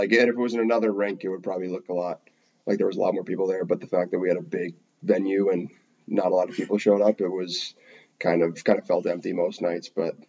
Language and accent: English; East Coast, United States; also born or lived in Danville, California, United States; Danville's a city. Town, I should say, right outside San Francisco. I was born there. I lived there for about 6 years, and then family moved to the East Coast.